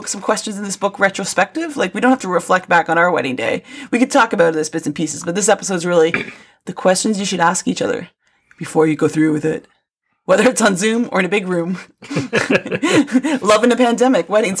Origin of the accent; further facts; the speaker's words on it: St. Catharines, Ontario, Canada; moved away; my hometown area in St. Catharines in Niagara Falls, Canada